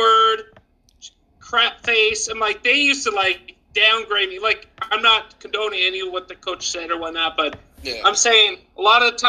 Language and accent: English; United States; moved away as an adult; now in United Kingdom; I'm born and raised in North Dakota, Minnesota.